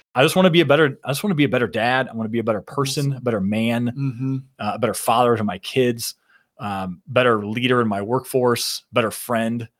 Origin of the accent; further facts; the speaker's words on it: Shipshewana, Indiana, United States; I'm a I'm a small town country boy from northern Indiana